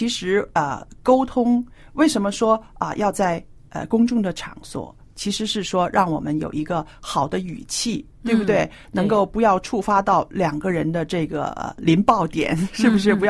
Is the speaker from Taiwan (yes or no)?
no; China; 我觉得啊，这方面呢，我们中国人是特别要注意的。